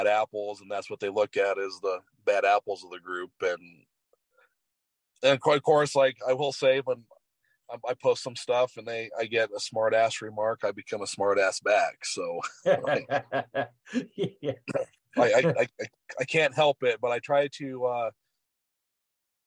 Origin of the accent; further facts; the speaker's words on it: Southeast Alaska, United States; moved away; also born or lived in Wyoming; I grew up in Southeast Alaska